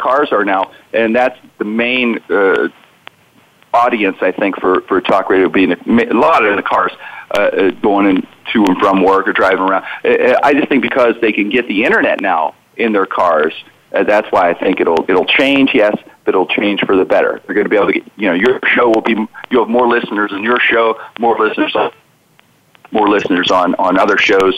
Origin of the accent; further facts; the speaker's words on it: Pittsburgh, Pennsylvania, United States; I grew up in the Strip District, an area in Pittsburgh, right by downtown